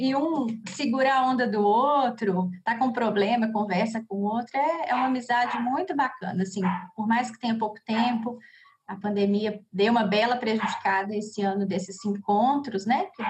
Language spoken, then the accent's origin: Portuguese; Cachoeira do Campo, Minas Gerais, Brazil; now in Belo Horizonte, Brazil; sou de Cachoeira do Campo mas já moro há bastante tempo aqui em BH